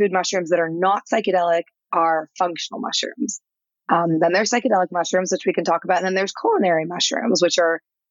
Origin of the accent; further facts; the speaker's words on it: St. Louis, Missouri, United States; I'm from Missouri. I did not grow up with, any understanding of psychedelics. I'm literally from the middle of nowhere in St. Louis